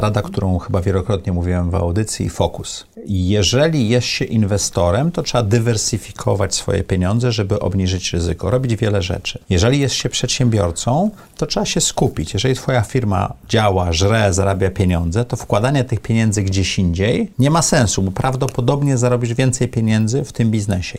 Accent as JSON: {"language": "Polish", "town": "Sopot", "region": "Pomeranian Voivodeship", "country": "Poland", "tie": "born or raised there", "said": "ja miałem naprawdę fajne dzieci dzieciństwo, dorastałem w Sopocie"}